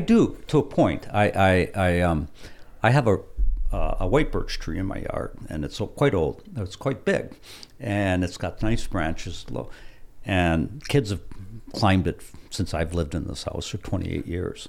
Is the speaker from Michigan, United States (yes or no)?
yes; Hancock, Michigan, United States; I was a kid growing up in Quincy Hill